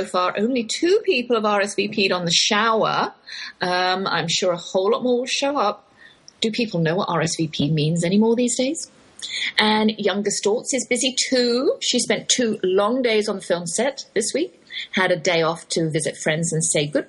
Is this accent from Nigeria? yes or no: no; Oxford, South East England, United Kingdom; accent: English, Oxford drawl; moved away as an adult; now in Texas, United States; that's my English accent you're hearing, though I've lived in the Lone Star State half my life. I can't shake that Oxford drawl.